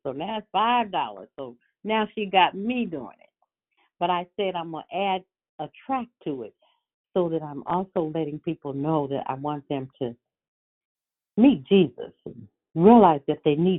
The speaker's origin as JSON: {"language": "English", "region": "California", "country": "United States", "said": "I'm from California."}